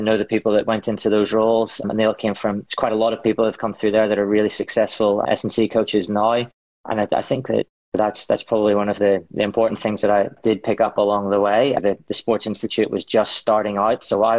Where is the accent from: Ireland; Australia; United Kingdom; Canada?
Ireland; Yeah, I guess it's sharing or social.